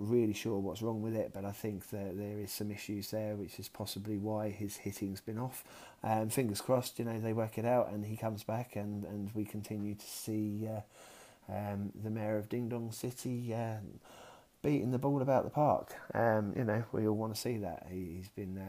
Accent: south of England, United Kingdom; accent: southern; also born or lived in Kent; I'm definitely a southerner, sort of more nearer to London. Not necessarily a Cockney either

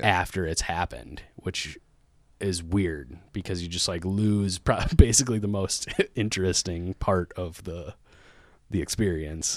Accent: Lake Elmo, Minnesota, United States; now in Minneapolis, United States; I grew up in Lake Alamo, Minnesota, which is just about forty minutes outside the Twin Cities

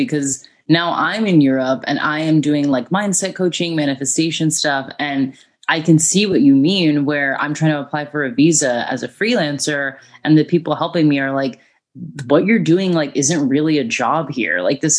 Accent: Florida, United States; where I'm from in Florida, there's a place called Casadega, and it's where all the psychic mediums live.

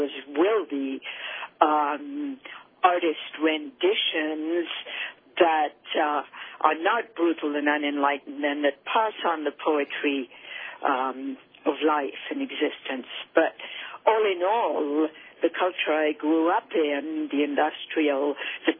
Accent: Paris, Île-de-France, France; moved away; I grew up in Paris, which I found to be a privilege because Paris is such a beautiful city

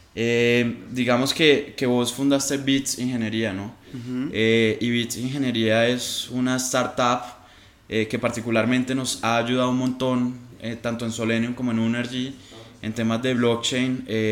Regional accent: Colombia; como colombianos

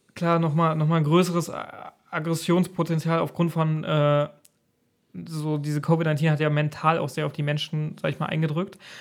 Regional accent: Germany; bei uns in Deutschland

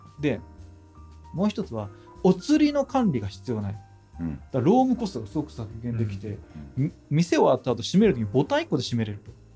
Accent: Asahikawa, Hokkaido, Japan; ある商業施設を作ってるんですけども地元北海道の旭川市で

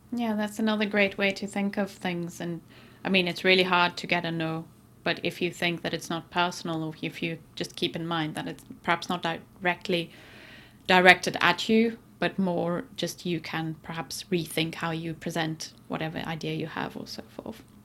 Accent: South Africa; moved away; where I grew up in South Africa

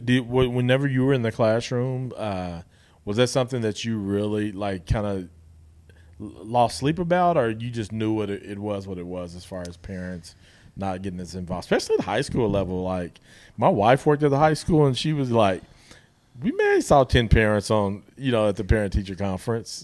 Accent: Guthrie, Oklahoma, United States; I'm from Guthrie

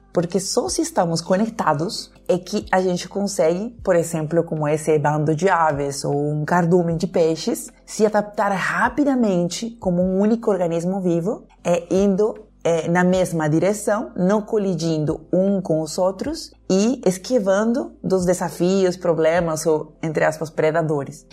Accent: Peru; Portuguese is a second language; moved away as an adult; now in Brazil; Eu nasci no Peru, né? moro no Brasil desde 2005, então meu sotaque enrolado

